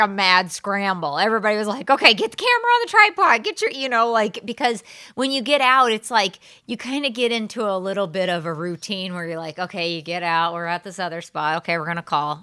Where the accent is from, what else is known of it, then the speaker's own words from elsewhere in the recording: Southern Illinois, United States; moved away; I'm from Southern Illinois originally